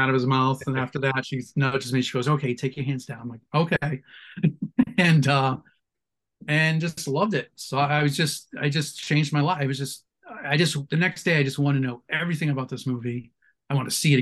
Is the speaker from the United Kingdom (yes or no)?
no; Boston, Massachusetts, United States; moved away; I'm from Boston originally, so Channel 56 had Creature Double Feature